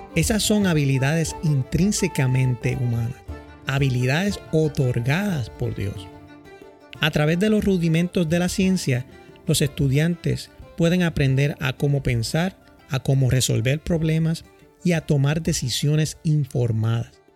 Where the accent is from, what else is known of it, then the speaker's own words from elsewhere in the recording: San Juan, Puerto Rico; also born or lived in Villa Prades, Puerto Rico; now in Boston, United States; Nací en Santurce, Puerto Rico, en un hogar humilde